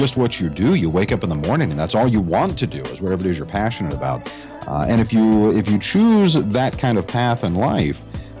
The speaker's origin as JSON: {"language": "English", "town": "Asheville", "region": "North Carolina", "country": "United States", "tie": "born or raised there", "accent": "Southern accent", "lives_now": "Central Florida, United States", "said": "Originally, I'm from Asheville, North Carolina, up in the mountains, born and raised. But it took me years to train my Southern accent out of me."}